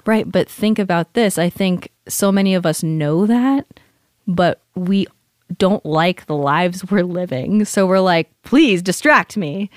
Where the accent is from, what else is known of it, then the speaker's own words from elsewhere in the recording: California, United States; moved away; I'm from California